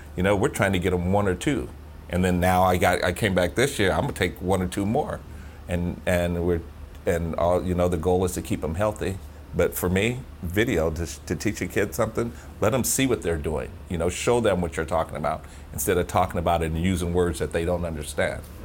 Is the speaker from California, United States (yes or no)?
yes; Sacramento, California, United States; we're from Sacramento